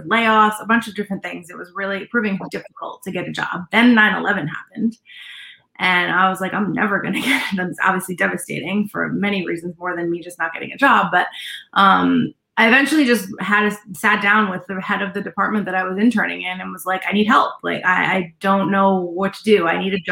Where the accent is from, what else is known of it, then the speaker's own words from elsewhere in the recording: Rhode Island, United States; moved away as an adult; also born or lived in New York; I grew up in Rhode Island, little Rhodey.